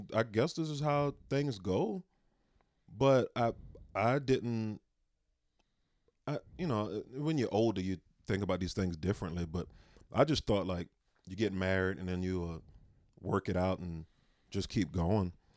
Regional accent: South Carolina, United States; moved away as an adult; also born or lived in San Antonio, Texas; now in Spokane, United States; I grew up in South Carolina.

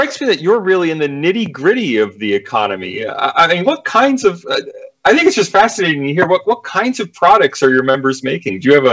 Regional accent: United States; now in Australia; I'm an American in Australia

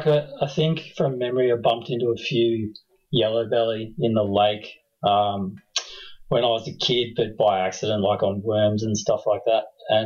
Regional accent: Canberra, Australian Capital Territory, Australia; also born or lived in New Zealand; So we both grew up here, but I've done quite a lot of traveling and lived overseas in a few different cities around Australia and kind of came back about 2010 and set up shop here proper. So, yeah, been in and around Canberra most of my life.

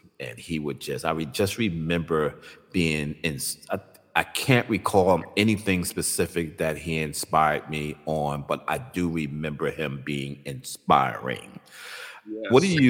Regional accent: New York City, New York, United States; now in Albany, United States; people in New York never even knew I lived in Albany, they knew I was from Brooklyn

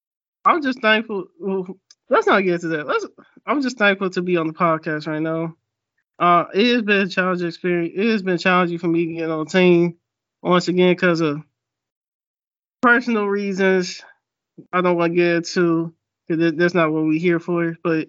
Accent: Cleveland, Ohio, United States; now in Alabama, United States; I'm born and raised in Cleveland, Ohio, and my sister is.

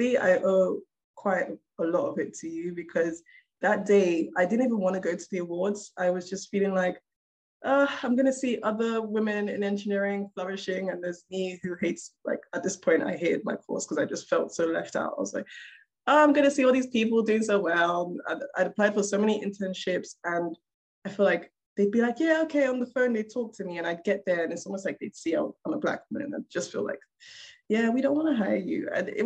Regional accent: Nigeria; I am a Black woman. I'm a Nigerian woman in engineering, in robotics.

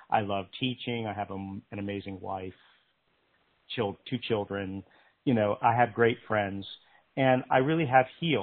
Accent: Pennsylvania, United States; moved away as an adult; also born or lived in North Carolina; I grew up in Pennsylvania

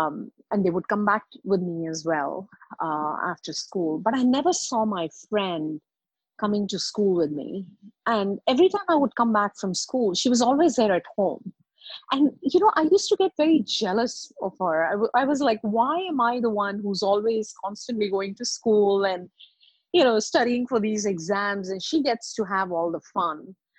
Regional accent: India; also born or lived in Middle East; So I'm an Indian by birth, and I grew up in Middle East.

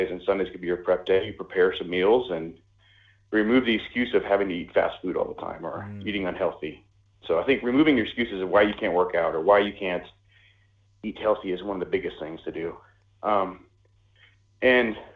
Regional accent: United States; moved away as an adult; also born or lived in Denmark; I was born and raised in the United States

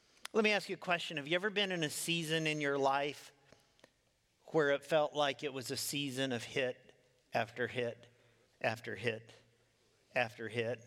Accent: Midwest, United States; I grew up in the Midwest

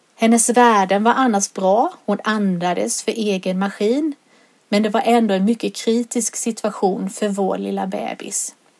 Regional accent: Solberga, Jönköping County, Sweden; now in Sävsjö, Sweden; När jag var liten var den lek som oftast lektes hemma på Nässjövägen i Solberga

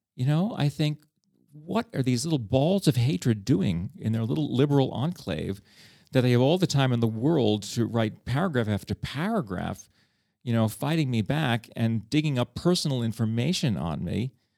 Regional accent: New York City, New York, United States; moved away as an adult; now in Prague, Czech Republic; I come from New York

